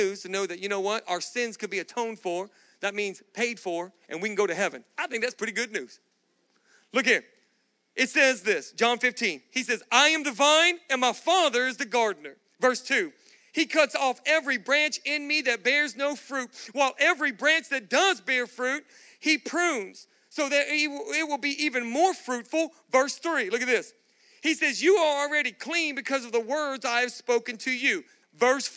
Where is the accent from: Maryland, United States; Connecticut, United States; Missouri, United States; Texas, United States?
Texas, United States; Galveston; now in Austin, United States; I grew up in Galveston, Texas.